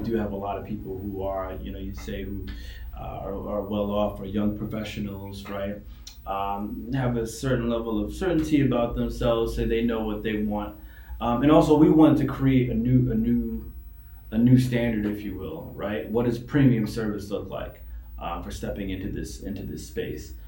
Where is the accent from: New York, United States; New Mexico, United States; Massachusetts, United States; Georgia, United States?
New York, United States; New York City; now in Maryland, United States; I was raised in New York City.